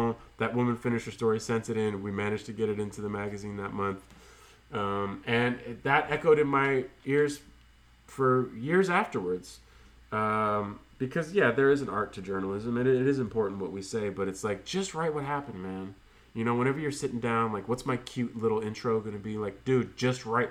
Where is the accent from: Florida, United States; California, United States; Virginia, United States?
California, United States; San Francisco; we grew up in San Francisco